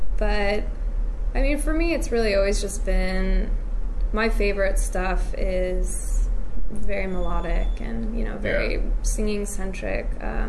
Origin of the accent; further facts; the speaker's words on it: United States; I grew up on American and British 60s music because of my parents. And then, you know, as a preteen, American preteen, I was into like the major hits